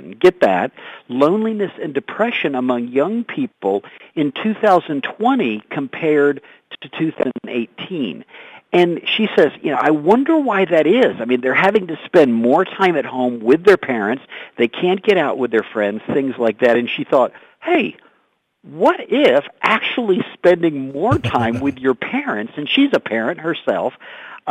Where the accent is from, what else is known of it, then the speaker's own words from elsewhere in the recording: the Panhandle of Florida, United States; moved away as an adult; now in Colorado Springs, United States; I grew up in the Panhandle of Florida